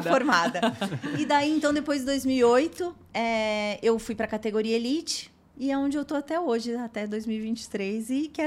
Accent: Jundiaí, São Paulo, Brazil; não tinha quase ninguém em Jundiaí que praticava, né? Porque eu sou de Jundiaí, né?

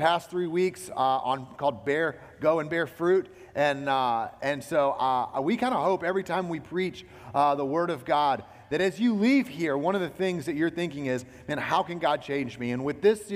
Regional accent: Alabama, United States; also born or lived in South Carolina; now in North Carolina, United States; I'm from Alabama, okay? I grew up there

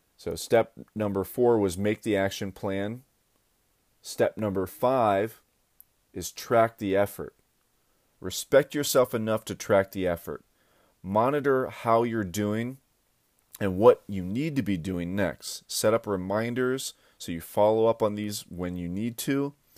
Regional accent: Akron, Ohio, United States; I went back down to my hometown, Akron, Ohio

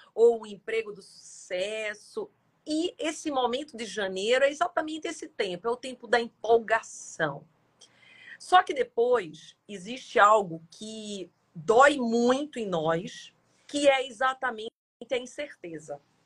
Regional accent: Jaboatão dos Guararapes, Pernambuco, Brazil; moved away; eu vim do interior, vim de Jaboatão

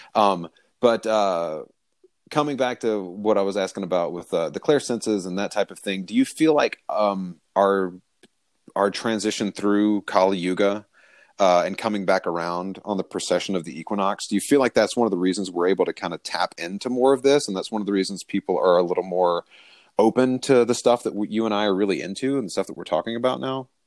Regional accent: the South, United States; I'm from the South

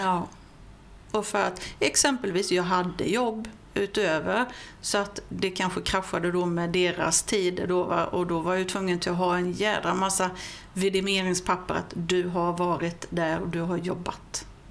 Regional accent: Vessigebro, Halland County, Sweden; also born or lived in Falkenberg / Simlångsdalen; Jag är ju född och uppvuxen i Vesigebo

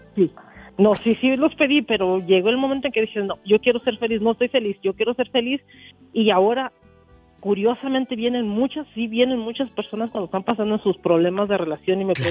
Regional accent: Jalisco, Mexico; now in Albuquerque, United States; yo soy de Jalisco

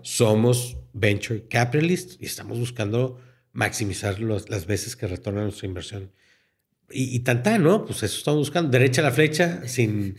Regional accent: Mexico; Somos mexicanos.

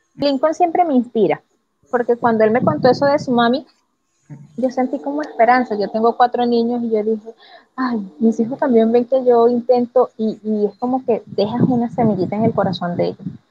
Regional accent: Venezuela; moved away; mi país

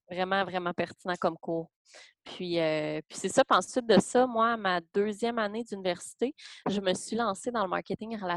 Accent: Gatineau, Quebec, Canada; moved away; moi, je viens de Gatineau

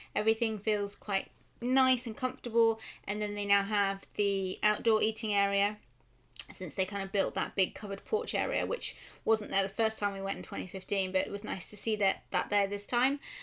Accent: United Kingdom; I'm British

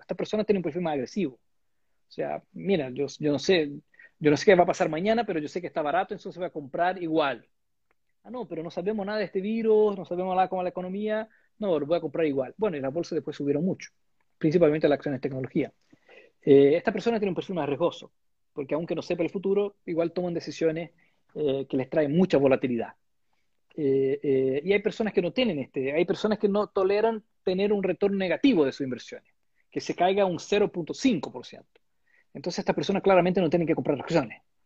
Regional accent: Brazil; Spanish is a second language; moved away as an adult; now in Chile; yo soy de Brasil

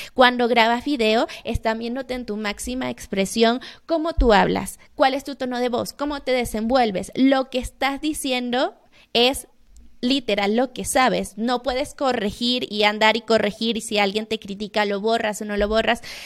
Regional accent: Venezuela; moved away as an adult; now in Mexico; soy venezolana, estoy viviendo en México desde hace cinco años

